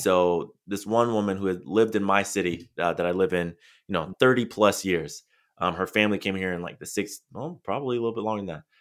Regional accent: San Diego, California, United States; I'm, I'm originally from San Diego. I live in Southern California, and I grew up just a few minutes from the border

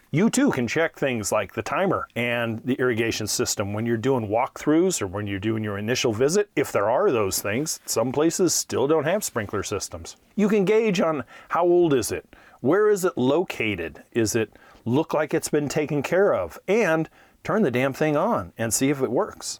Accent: Hayward, California, United States; about five miles from where I grew up in Hayward, California

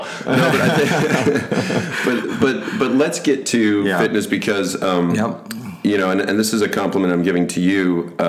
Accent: Grand Haven, Michigan, United States; where we grew up in Grand Haven

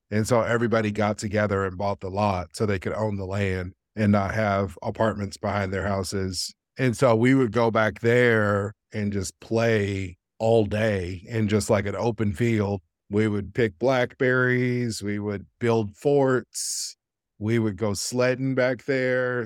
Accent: Kansas City, Kansas, United States; moved away as an adult; also born or lived in New York City; now in Portland, United States; I'm from Kansas City, Kansas. I went to New York for school for a little while, New York City, and then ended up out here about eleven years ago

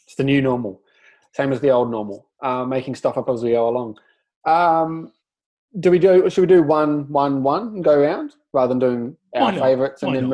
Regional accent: Hobart, Tasmania, Australia; I come from Tasmania

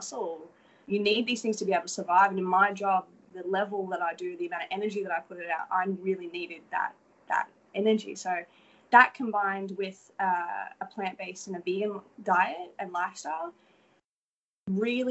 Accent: Australia; accent: Australian; moved away as an adult; now in Los Angeles, United States; I'm from Australia

